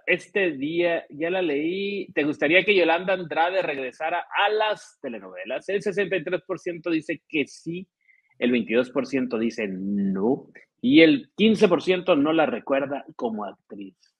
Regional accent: Ciudad Obregón, Sonora, Mexico; moved away; claro que estoy re bien acá en mi tierra. Saludos desde Ciudad Obregón, Sonora

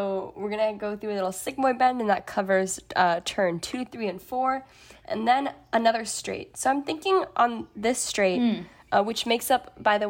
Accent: California, United States; accent: Californian; And I'll stay Californian.

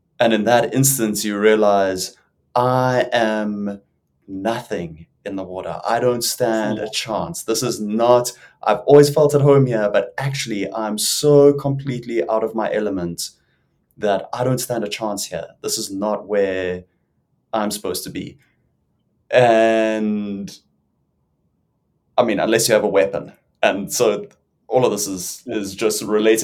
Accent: South Africa; I'm South African, as you may or may not have guessed. I grew up in the water, in the ocean all the time

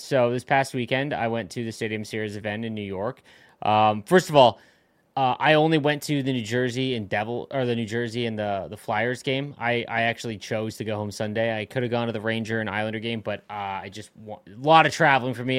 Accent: Canada; I'm from Canada

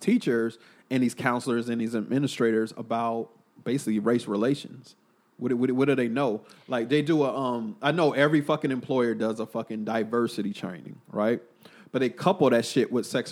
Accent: Killeen, Texas, United States; my hometown, Killeen

